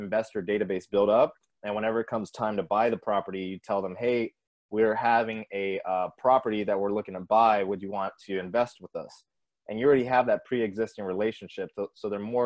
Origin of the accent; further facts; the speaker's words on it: San Antonio, Texas, United States; I'm from San Antonio